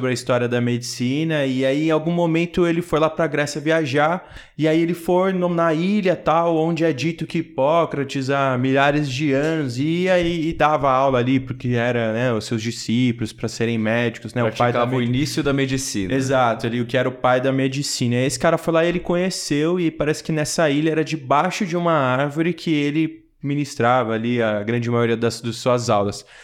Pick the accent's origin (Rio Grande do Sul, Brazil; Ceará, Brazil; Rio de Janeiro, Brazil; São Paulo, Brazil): São Paulo, Brazil; Campinas; Eu sou de Campinas.